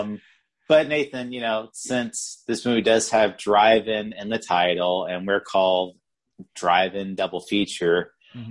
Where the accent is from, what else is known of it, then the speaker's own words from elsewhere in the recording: South Carolina, United States; growing up in South Carolina